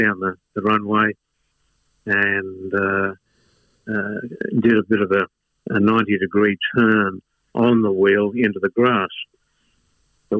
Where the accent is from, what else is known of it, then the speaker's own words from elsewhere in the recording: Sydney, New South Wales, Australia; I was born in Ashfield in Sydney